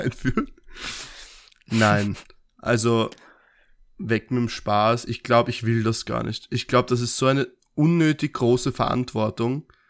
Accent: Austria; wir als Österreicher

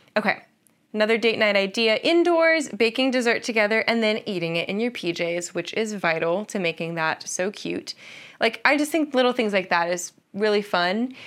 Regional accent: Columbus, Ohio, United States; I'm from Columbus, Ohio, and we live there now

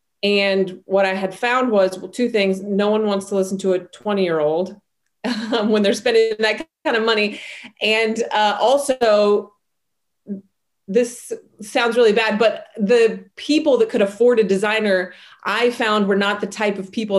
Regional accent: Salt Lake City, Utah, United States; I come from a really large family. I grew up in Salt Lake City, Utah.

